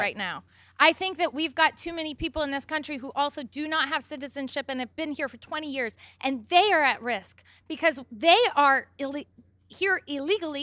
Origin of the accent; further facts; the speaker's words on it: Galesburg, Illinois, United States; I was Raised in Galesburg, Illinois. I, my family was from Kansas